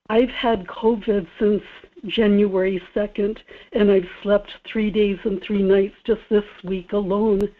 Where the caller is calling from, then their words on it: Kodiak, Alaska, United States; Good morning, Michael. … in Kodiak.